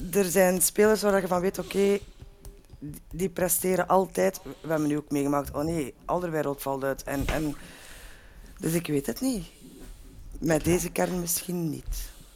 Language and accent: Dutch; Lier, Flanders, Belgium; ik ben geboren in Lier